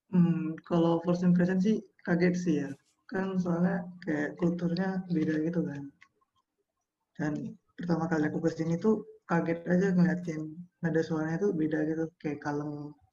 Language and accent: Indonesian; Pematang Siantar, North Sumatra, Indonesia; moved away as an adult; now in Jakarta, Indonesia; Aku asal dari Pematang Siantar